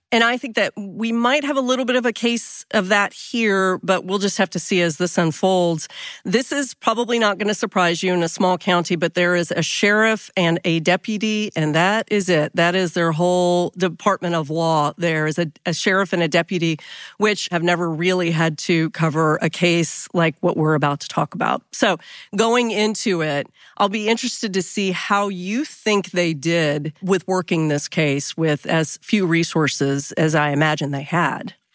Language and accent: English; Texas, United States; we're from Texas